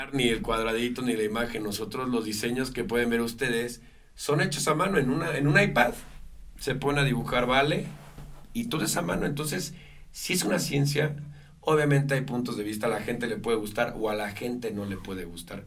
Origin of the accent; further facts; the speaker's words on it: Mexico; Amo a mi país, yo jamás renunciaré a mi nacionalidad